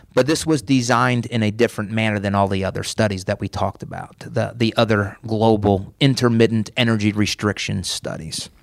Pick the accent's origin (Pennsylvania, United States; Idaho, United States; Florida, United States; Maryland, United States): Pennsylvania, United States; now in Tampa, United States; I was born in Pennsylvania. I grew up on a farm.